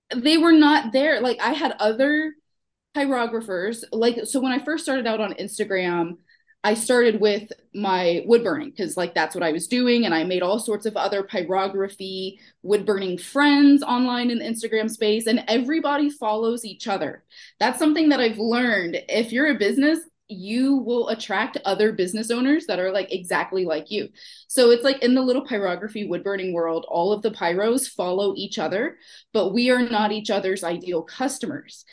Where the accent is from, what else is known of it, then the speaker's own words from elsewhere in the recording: Houston, Texas, United States; accent: Houston; now in Pennsylvania, United States; I'm from Texas. Um, so if you hear any of my like weird Houston accent come out